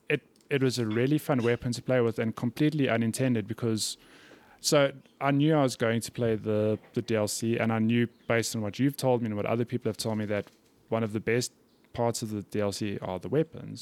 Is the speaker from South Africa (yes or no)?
yes; South Africa; I'm from South Africa.